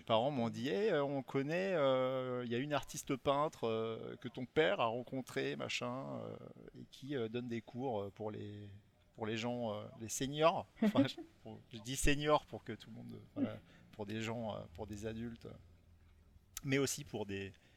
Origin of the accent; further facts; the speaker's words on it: Rochefort, Nouvelle-Aquitaine, France; je viens de, de Rochefort-sur-Mer, de La Rochelle